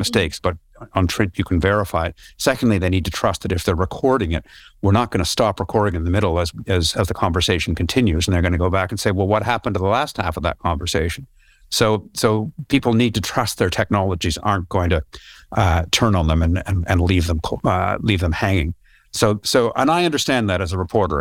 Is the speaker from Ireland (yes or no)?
no; Canada; I'm from Canada and I, I grew up doing wilderness canoe trips in, uh, Northern Ontario